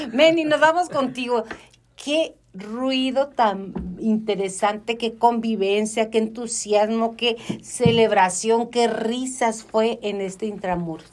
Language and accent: Spanish; Mexico; la cultura mexicana